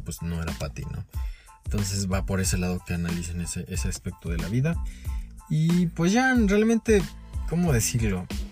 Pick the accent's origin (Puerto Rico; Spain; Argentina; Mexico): Mexico; muchos de nosotros como mexicanos